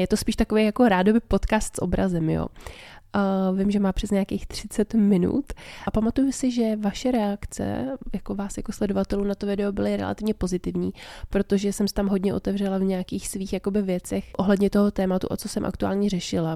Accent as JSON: {"language": "Czech", "country": "Czechia", "said": "My asi fakt jako Češi"}